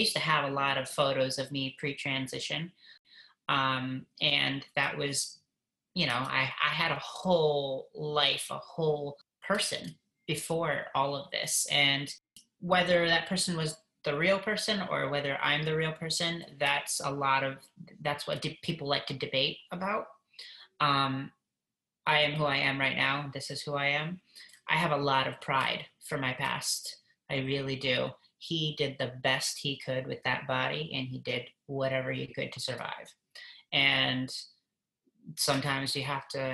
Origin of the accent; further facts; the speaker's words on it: Michigan, United States; I grew up in Michigan, and my parents split up when I was 3